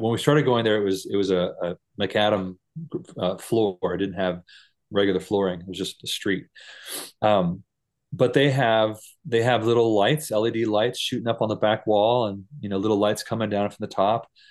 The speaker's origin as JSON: {"language": "English", "country": "United States", "also_born_or_lived": "Costa Rica", "moved": "yes", "said": "as an American church person"}